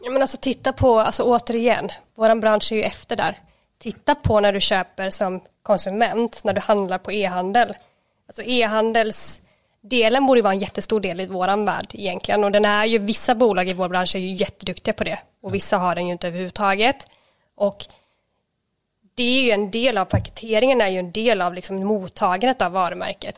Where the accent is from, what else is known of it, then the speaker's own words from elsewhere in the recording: Småland, Sweden; jag är ju från Småland